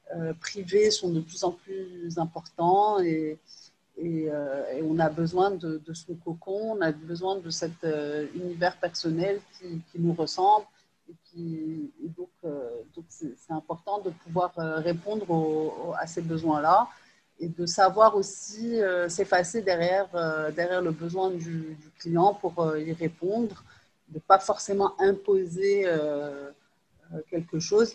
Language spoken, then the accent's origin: French; Rabat, Rabat-Salé-Kénitra, Morocco; also born or lived in Lyon, France; je suis née à Lyon, euh, et j'ai, j'ai, euh, j'ai fait la majorité de mes études, en fait, à, à Rabat